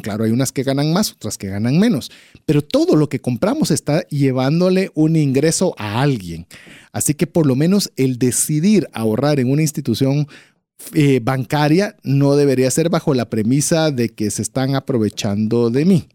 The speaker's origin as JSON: {"language": "Spanish", "country": "Guatemala", "said": "como guatemaltecos"}